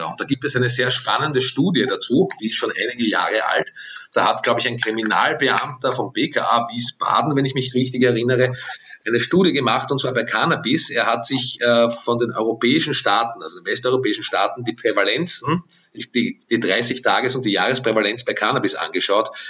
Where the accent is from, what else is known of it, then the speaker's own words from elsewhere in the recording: Austria; was ich uns allen als Österreicher und Österreicherinnen wünsche